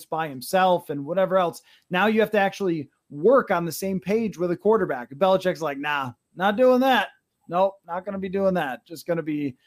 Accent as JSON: {"language": "English", "town": "Buffalo", "region": "New York", "country": "United States", "tie": "born or raised there", "moved": "yes", "said": "my hometown"}